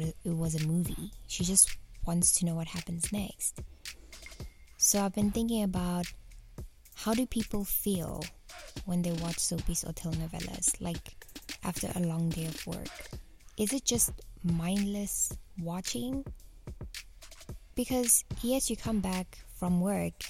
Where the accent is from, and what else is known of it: South Africa